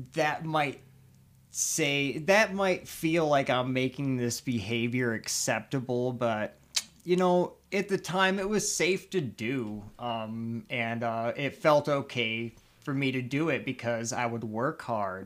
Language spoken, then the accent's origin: English; Chicago, Illinois, United States; moved away; I'm originally, like I said, from Chicago